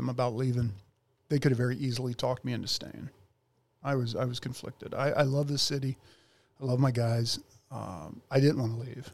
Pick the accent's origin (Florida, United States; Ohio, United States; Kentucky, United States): Ohio, United States; North Ridgeville; North Ridgeville, Ohio